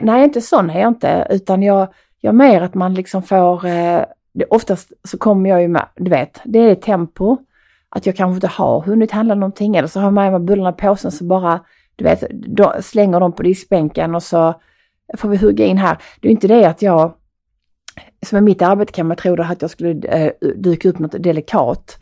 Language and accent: Swedish; Skåne, Sweden; accent: Skånska; min skånska